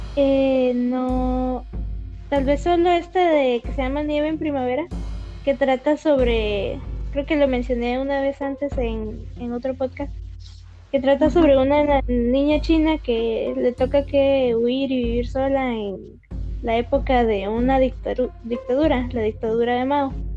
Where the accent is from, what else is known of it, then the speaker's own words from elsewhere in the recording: Guatemala; como persona guatemalteca